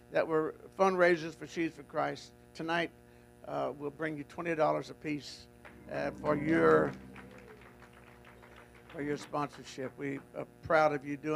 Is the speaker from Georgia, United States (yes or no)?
no; Goose Creek, Texas, United States; moved away; I was born in Goose Creek, Texas